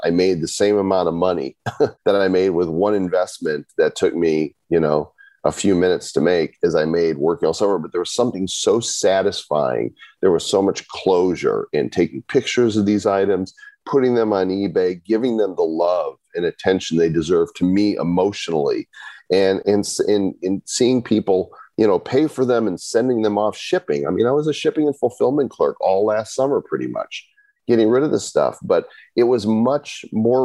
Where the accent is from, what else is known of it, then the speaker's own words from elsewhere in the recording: Northbrook, Illinois, United States; I grew up in Northbrook Court